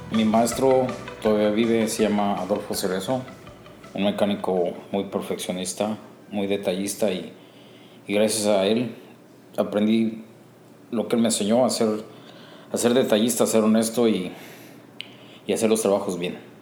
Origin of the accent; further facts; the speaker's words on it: Cuautla, Morelos, Mexico; moved away as an adult; now in Chicago, United States; Soy de México, de una parte de México se llama Cuautla, Morelos. Ahí crecí, ahí nací, ahí crecí.